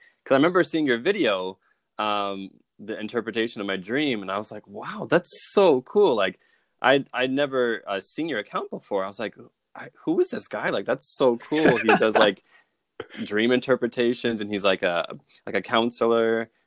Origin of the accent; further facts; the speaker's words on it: Michigan, United States; moved away as an adult; also born or lived in China; now in Tokyo, Japan; I grew up in Michigan